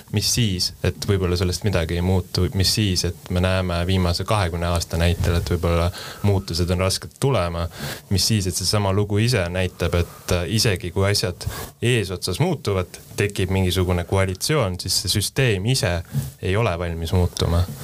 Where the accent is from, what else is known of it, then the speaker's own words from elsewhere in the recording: Pärnu, Pärnu County, Estonia; moved away; ma olen ise Pärnust pärit